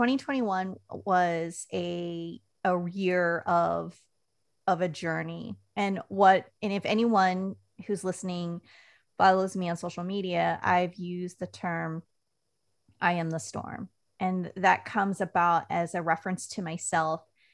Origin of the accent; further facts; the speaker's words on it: Puyallup, Washington, United States; I grew up in the great state of Washington. I'm from Puyallup, Washington, which is outside of Joint Base Lewis-McChord. And that's a rainy state.